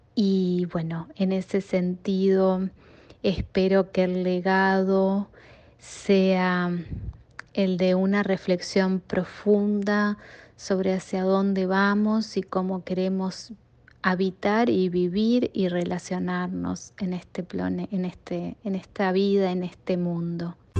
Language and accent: Spanish; Uruguay; moved away as an adult; also born or lived in Chicago area, United States; now in Chicago, United States; soy uruguaya, vivo en los Estados Unidos desde el 2002 y en el área de Chicago hace unos años.